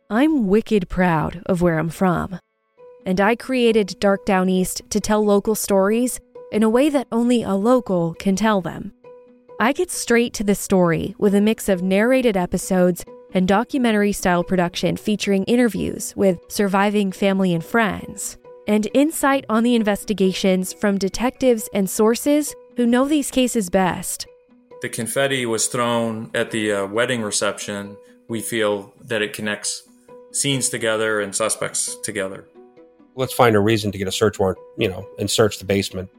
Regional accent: Maine, United States; growing up in Maine.

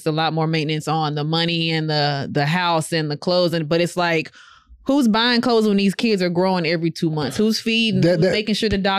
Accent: Waco, Texas, United States; Because I'm from Waco, buddy. Not at all different. The slums are the slums, all right?

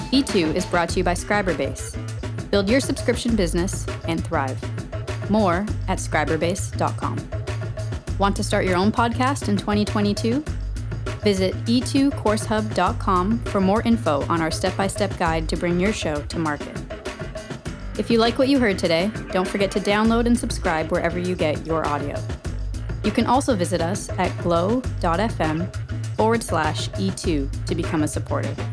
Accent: Canada; Well, we're Canadian, yeah, no, so so we're the best.

